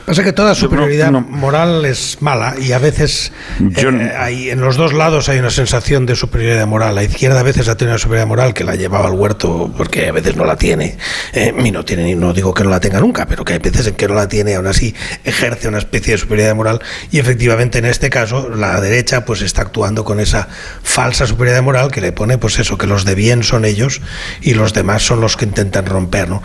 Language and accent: Spanish; Catalonia, Spain; los que somos catalanes con ocho apellidos o 12 o 15 apellidos catalanes